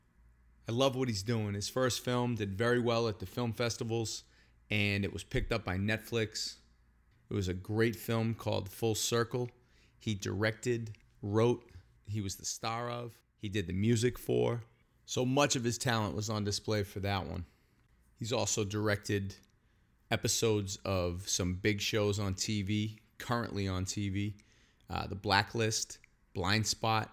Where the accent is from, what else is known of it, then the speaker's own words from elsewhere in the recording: Beverly, Massachusetts, United States; my hometown, Beverly, Massachusetts